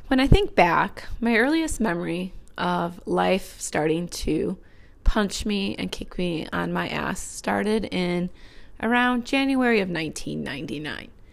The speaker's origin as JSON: {"language": "English", "region": "Northwest Indiana", "country": "United States", "tie": "born or raised there", "moved": "yes", "lives_now": "Chicago, United States", "said": "I grew up in Northwest Indiana."}